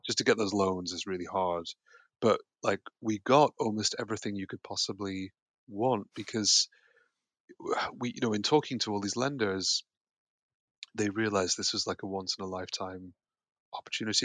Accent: Yorkshire and the Humber, United Kingdom; also born or lived in Connecticut, United States; now in London, United Kingdom; I was born in America, but I grew up here

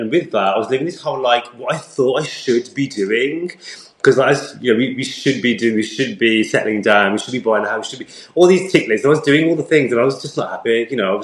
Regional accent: United Kingdom; growing up as a British Asian guy

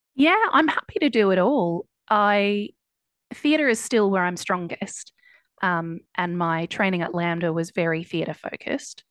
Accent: Ballarat, Victoria, Australia; moved away as an adult; also born or lived in Melbourne, Australia / United States / East London, United Kingdom; now in London, United Kingdom; I grew up in Ballarat, which is a couple of hours

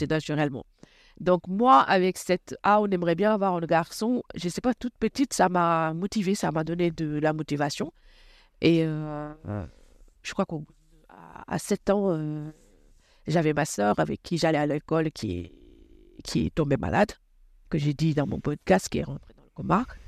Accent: Rufisque, Dakar, Senegal; moved away as an adult; now in Clamart, France; Je suis née à Rufisque, c'est une, euh, ville euh, très traditionnelle, à 27 km de Dakar

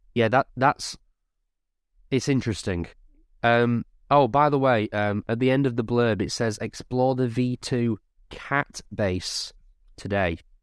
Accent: Lancashire, North West England, United Kingdom; I'm from Lancashire

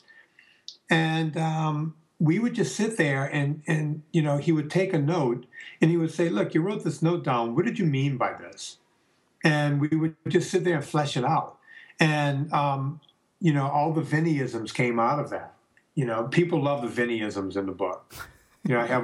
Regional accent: the South, United States; we're both Italians from the South

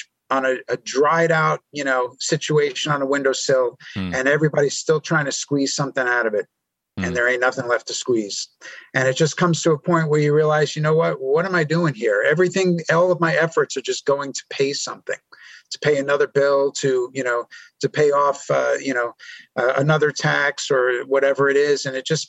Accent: New York, United States; born there; now in Nashville, United States; I was born in New York. I've lived in a lot of places over my life, even overseas.

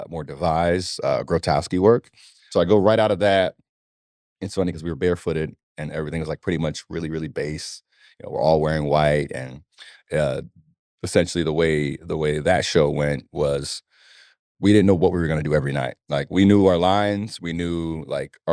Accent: Nigeria; moved away; I'm Nigerian

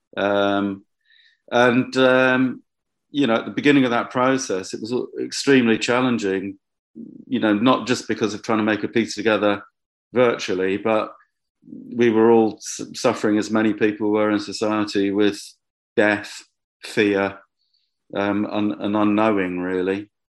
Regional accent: Bedford, East of England, United Kingdom; the first time I'd made work in Bedford, my, my hometown

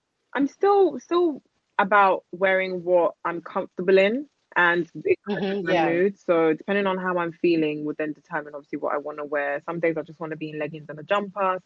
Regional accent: London, United Kingdom; I grew up in East London.

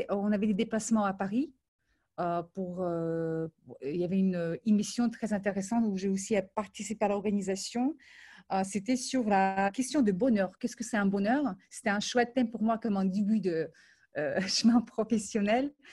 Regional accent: Ukraine; born there; also born or lived in Moldova; euh, je suis née en Ukraine, ensuite j'ai passé quelques années à Moldavie.

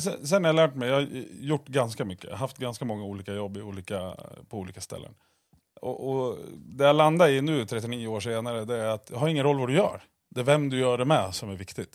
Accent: Eskilstuna, Södermanland, Sweden; uppväxt i Röksta, bredvid Årbyskolan.

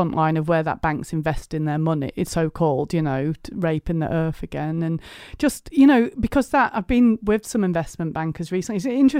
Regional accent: South Elmsall, Yorkshire and the Humber, United Kingdom; now in Stroud, United Kingdom; I live in Stroud in Gloucestershire, but I migrated to the south, but I'm from South Yorkshire, West Yorkshire border. South Emsall I'm from, actually, which is like the desolate north, isn't it?

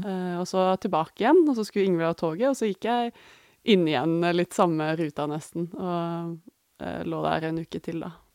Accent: Norway; hjemme i Norge.

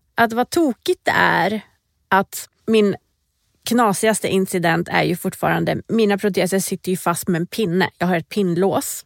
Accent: Borås, Västra Götaland, Sweden; moved away as an adult; also born or lived in Iran / Stockholm; Ursprungligen är jag från Iran. Jag flyttade till Sverige när jag var fem år gammal. Eh, och flyttade väl ganska direkt till Borås där jag bodde tills det att jag tog studenten.

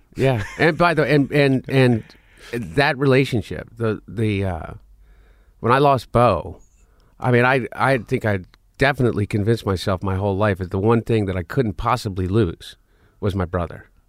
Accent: Delaware, United States; we grew up in Delaware.

